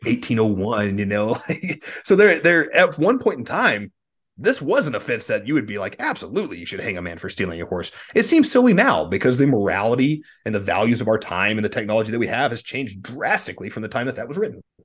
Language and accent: English; Texas, United States; as a Texan